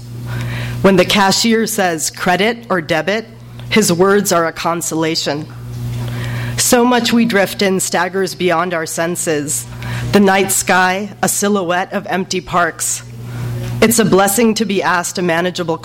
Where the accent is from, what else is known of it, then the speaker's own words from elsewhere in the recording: Los Angeles, California, United States; also born or lived in Pakistan; a Pakistani-American growing up in Los Angeles between two cultures